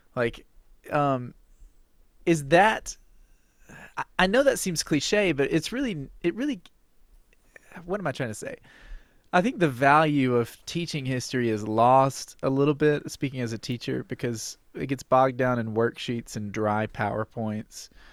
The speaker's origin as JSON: {"language": "English", "region": "Alabama", "country": "United States", "tie": "born or raised there", "said": "I am from Alabama. I'm sitting in Alabama right now. I grew up in Alabama."}